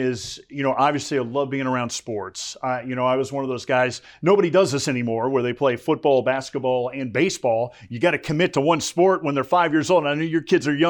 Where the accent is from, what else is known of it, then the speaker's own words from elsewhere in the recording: South Florida, United States; moved away as an adult; also born or lived in Syracuse / Lafayette, Louisiana; now in Texas, United States; I grew up in South Florida.